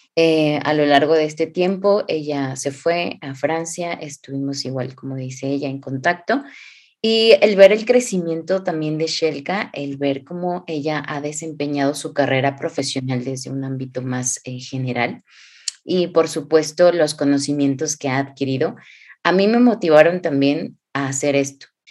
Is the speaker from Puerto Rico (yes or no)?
no; Hidalgo, Mexico; moved away; also born or lived in Xalapa, Veracruz; yo soy del hermoso estado de Hidalgo, México